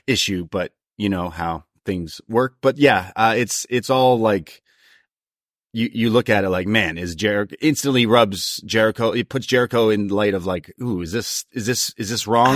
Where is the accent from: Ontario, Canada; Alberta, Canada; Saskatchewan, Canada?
Ontario, Canada; Toronto; I was from Toronto